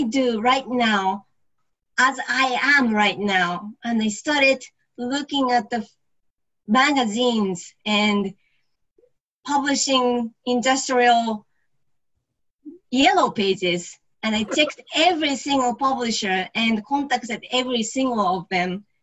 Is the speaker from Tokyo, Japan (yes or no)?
no; Yokohama, Kanagawa, Japan; moved away as an adult